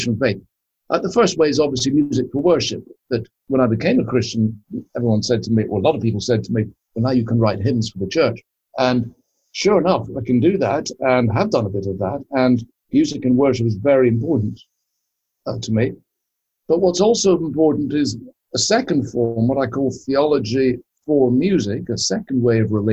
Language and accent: English; Scotland, United Kingdom; I was brought up in Scotland